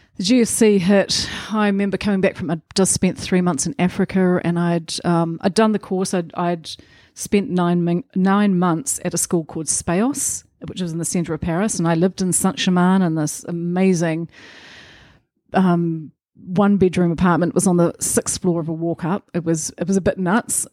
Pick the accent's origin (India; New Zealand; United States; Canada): New Zealand; Rotorua, Bay of Plenty; so I'm a Rotorua girl. I grew up in Rotorua.